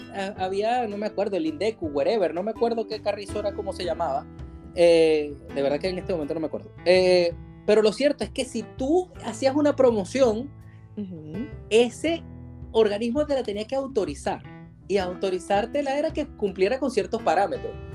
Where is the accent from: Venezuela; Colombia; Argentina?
Venezuela; now in Valencia, Spain; contratan a muchos venezolanos porque les gusta nuestro timbre de voz